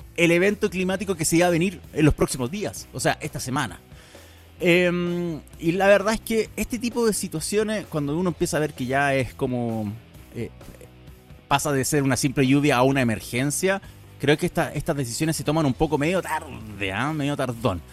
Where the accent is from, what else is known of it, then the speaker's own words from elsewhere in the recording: Chillán, Ñuble, Chile; moved away; mi ciudad natal, en Chillán, en Ñuble